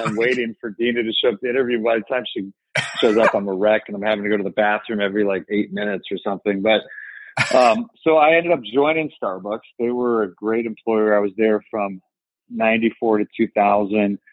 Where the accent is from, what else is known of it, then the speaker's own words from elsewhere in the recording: Evanston, Illinois, United States; I grew up in the city of Evanston, Illinois, which is more or less Chicago.